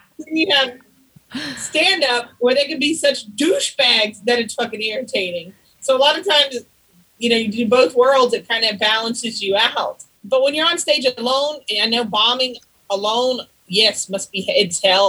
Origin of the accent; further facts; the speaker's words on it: North Carolina, United States; moved away as an adult; also born or lived in Sacramento; now in Los Angeles, United States; I'm from North Carolina, from a small town.